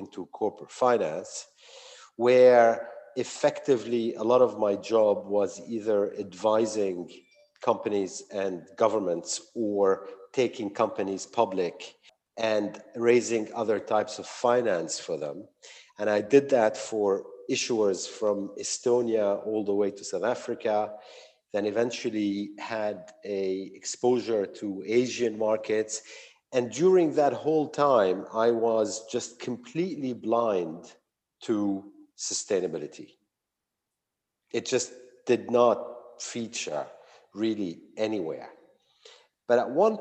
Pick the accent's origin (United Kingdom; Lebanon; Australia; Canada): Lebanon; moved away as an adult; also born or lived in United States; I was born and bred in Lebanon, where I grew up accompanied for 9 years by a civil war